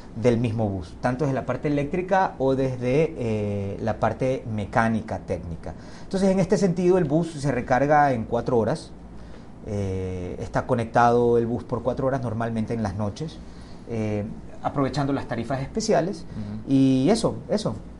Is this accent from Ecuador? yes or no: yes; Ecuador; como ecuatoriano lo digo